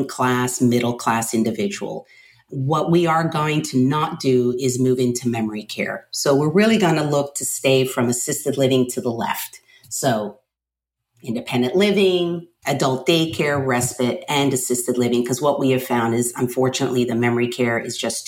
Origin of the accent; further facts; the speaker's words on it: Miami, Florida, United States; moved away; I am originally from Miami